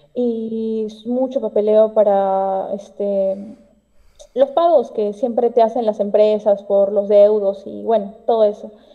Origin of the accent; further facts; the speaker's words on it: Peru; yo soy de Perú